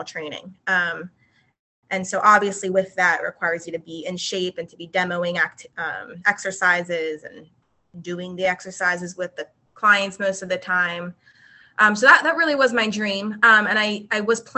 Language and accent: English; New Jersey, United States; also born or lived in West Chester, Pennsylvania / Philadelphia, Pennsylvania; now in Charleston, United States; I am originally from South Jersey. I grew up in South Jersey